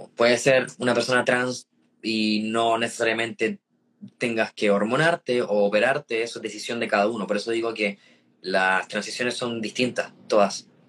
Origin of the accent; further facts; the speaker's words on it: San Felipe, Valparaíso, Chile; also born or lived in Puerto Rico; entré en básica en un colegio municipal en San Felipe